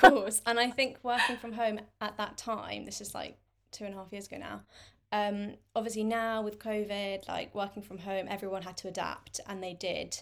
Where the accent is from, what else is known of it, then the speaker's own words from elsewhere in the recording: London, United Kingdom; I'm twenty-six, um, and I'm from London.